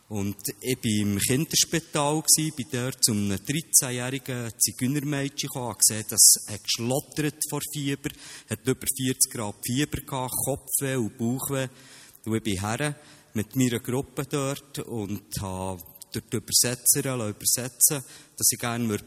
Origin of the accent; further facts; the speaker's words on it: Bernese German, Switzerland; accent: Bernese German; first language Bernese German; auf meine Muttersprache, auf Berndeutsch.